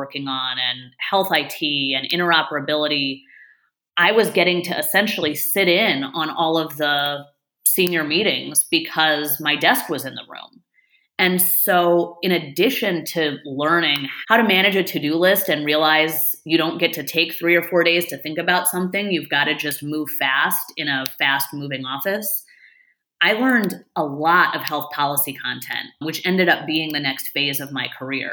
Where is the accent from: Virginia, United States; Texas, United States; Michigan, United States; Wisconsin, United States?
Michigan, United States; Ann Arbor; moved away as an adult; also born or lived in Rhode Island; I grew up in Ann Arbor, Michigan